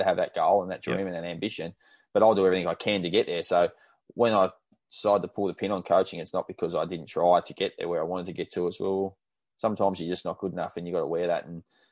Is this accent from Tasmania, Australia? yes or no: yes; Tasmania, Australia; moved away as an adult; now in Queensland, Australia; I'm from Tasmania